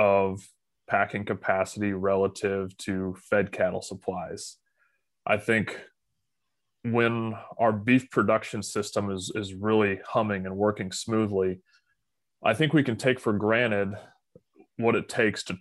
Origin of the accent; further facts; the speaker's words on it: Phillipsburg, Kansas, United States; So I grew up in Phillipsburg, Kansas, which is in northwest or north